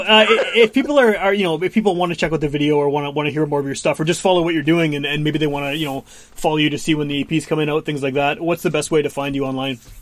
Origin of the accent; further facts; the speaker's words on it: Winnipeg, Manitoba, Canada; also born or lived in West End, Winnipeg; grew up in Wolseley, then uh, moved to the West End.